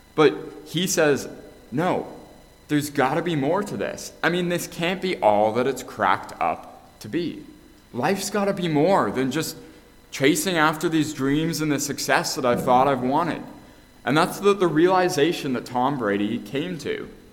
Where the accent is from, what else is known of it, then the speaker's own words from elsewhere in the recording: Canada; moved away; I'm actually from Canada